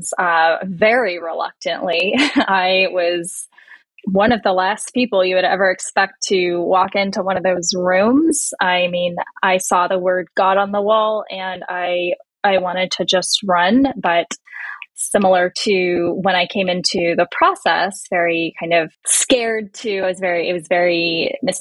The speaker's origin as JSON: {"language": "English", "area": "Bay Area", "region": "California", "country": "United States", "tie": "born or raised there", "said": "very liberal atheist girl growing up in the Bay Area"}